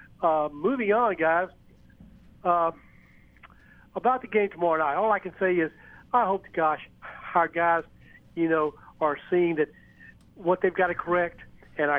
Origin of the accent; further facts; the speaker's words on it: Mobile, Alabama, United States; I was raised in Mobile